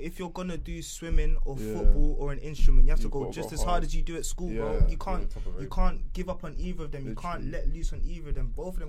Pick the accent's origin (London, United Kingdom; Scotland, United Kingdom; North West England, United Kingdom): London, United Kingdom; growing up in London